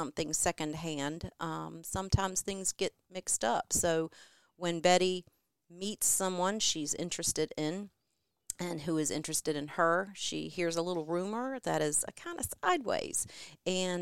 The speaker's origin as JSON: {"language": "English", "town": "New Bern", "region": "North Carolina", "country": "United States", "tie": "born or raised there", "also_born_or_lived": "Charlotte, North Carolina", "moved": "as an adult", "said": "I'm from New Bern, born and bred a number of generations there, and did live in Charlotte"}